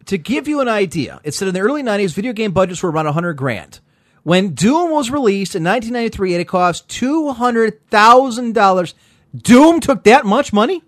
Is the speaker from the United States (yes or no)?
yes; United States; As an American